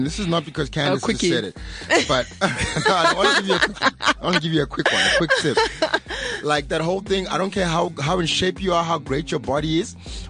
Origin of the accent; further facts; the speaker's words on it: Pretoria, Gauteng, South Africa; moved away; I'm that side as well.